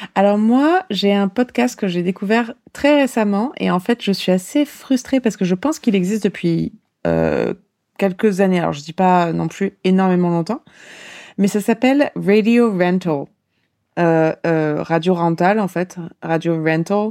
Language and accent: French; France; en tant que Française